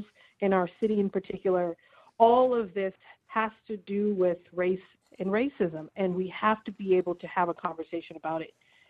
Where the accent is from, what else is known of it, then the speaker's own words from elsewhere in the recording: Boston, Massachusetts, United States; He was a BPS kid, just like me.